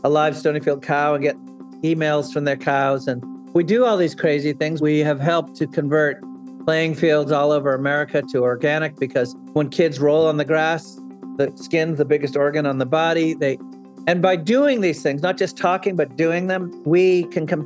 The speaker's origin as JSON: {"language": "English", "region": "New Hampshire", "country": "United States", "tie": "born or raised there", "said": "I grew up in New Hampshire"}